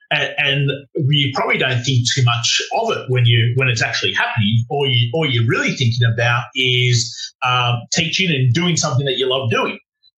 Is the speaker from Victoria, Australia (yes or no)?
yes; Melbourne, Victoria, Australia; So I grew up in Melbourne. So that's another city. We're up in Sydney at the moment.